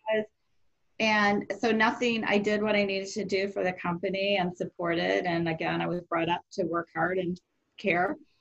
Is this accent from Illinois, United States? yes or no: yes; Rockford, Illinois, United States; moved away as an adult; also born or lived in Iowa / Fresno / Bay Area; I grew up in Rockford, Illinois